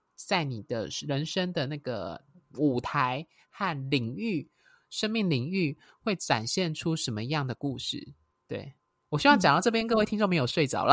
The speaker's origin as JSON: {"language": "Chinese", "country": "Taiwan", "tie": "born or raised there", "said": "我是台湾出生"}